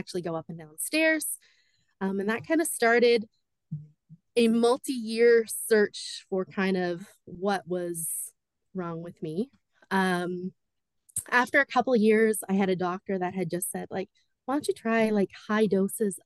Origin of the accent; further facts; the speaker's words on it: New Brunswick, Canada; also born or lived in Ajax, Ontario / Pickering, Ontario; So I was born in Ajax, Pickering, Ontario, and I moved to New Brunswick just before I turned 9. So I've been here most of my life